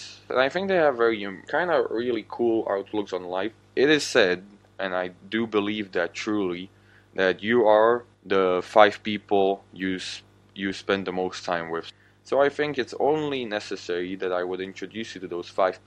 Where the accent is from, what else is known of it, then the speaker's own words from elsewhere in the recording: Slovakia; first language Slovak; English is a second language; I'm actually from the country of Slovakia